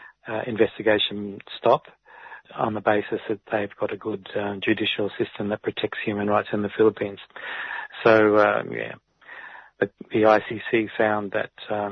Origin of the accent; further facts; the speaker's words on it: Australia; I'm Australian